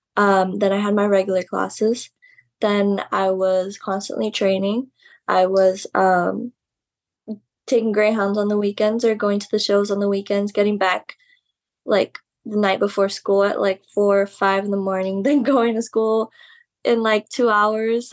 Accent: Laredo, Texas, United States; my hometown Laredo

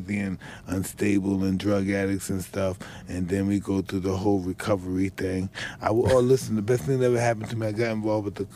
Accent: New York City, New York, United States; moved away; I'm from Brownsville that's similar to Detroit

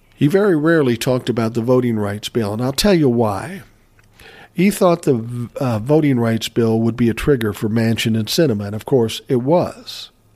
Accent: Minneapolis, Minnesota, United States; I was from Minneapolis.

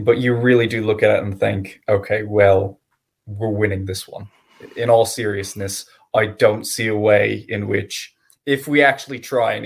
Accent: United States; speaking as an American

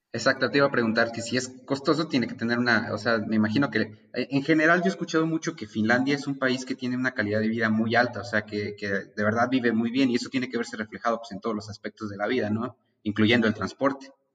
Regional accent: Mexico; Como mexicanos

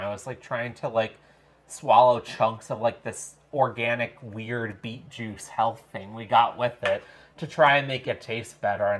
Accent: Long Island, New York, United States; now in Madison, United States; where I grew up on Long Island

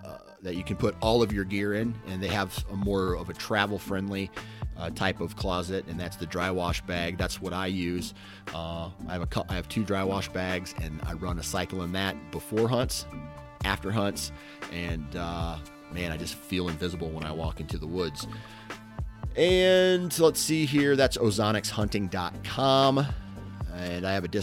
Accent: Iowa, United States; I'm from Iowa

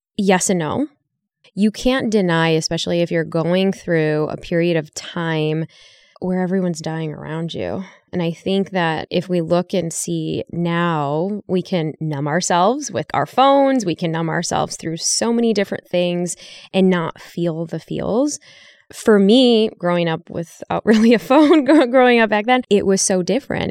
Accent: Chicago, Illinois, United States; moved away; I grew up in Chicago

